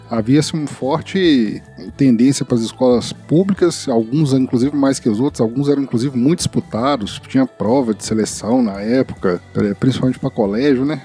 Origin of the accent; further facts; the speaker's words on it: Sete Lagoas, Minas Gerais, Brazil; moved away; Eu nasci e agora resido novamente em Sete Lagoas, Minas Gerais. Nasci aqui em 72, 1972.